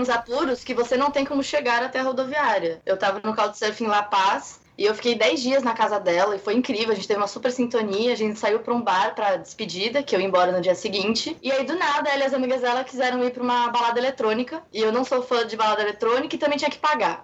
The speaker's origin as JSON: {"language": "Portuguese", "country": "Brazil", "said": "eu sou brasileira mesmo, gosto de ser brasileira, eu amo ser brasileira"}